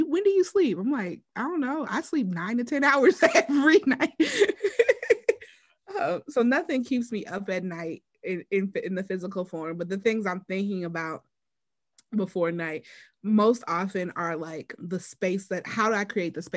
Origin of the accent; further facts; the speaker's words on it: Wisconsin, United States; I am from Wisconsin